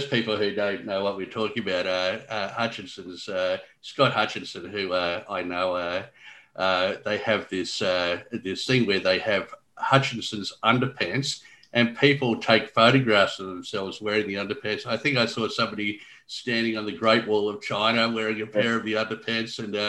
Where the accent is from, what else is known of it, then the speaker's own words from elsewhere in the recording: Brisbane, Queensland, Australia; I grew up in Middle Park.